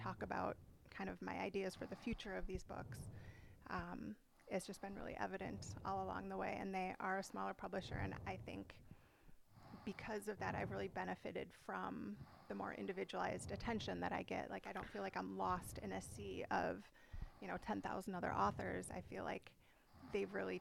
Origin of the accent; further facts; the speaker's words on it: Midwest, United States; now in San Diego, United States; I grew up in the Midwest, so potentially Chicago, Madison, like going back to my hometown